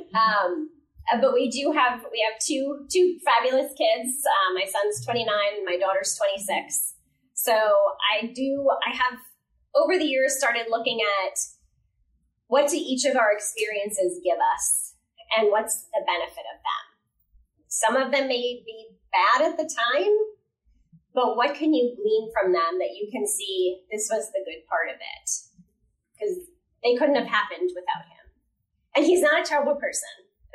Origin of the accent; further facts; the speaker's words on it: New Jersey, United States; I grew up in New Jersey, pretty standard, happy home